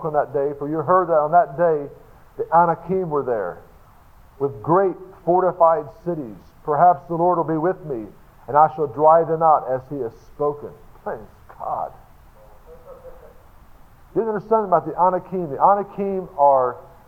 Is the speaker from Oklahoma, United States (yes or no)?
yes; Tulsa, Oklahoma, United States; I'm from Tulsa, Oklahoma